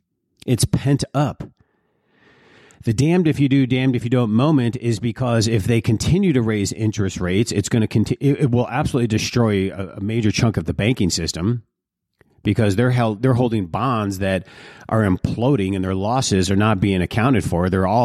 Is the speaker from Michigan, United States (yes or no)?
yes; Detroit, Michigan, United States; They're like areas I grew up in Detroit, where people would, they worked hard.